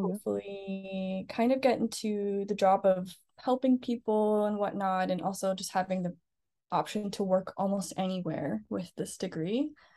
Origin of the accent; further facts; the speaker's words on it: Scarborough, Ontario, Canada; now in Vancouver Island, Canada; I'm originally from Scarborough, Ontario.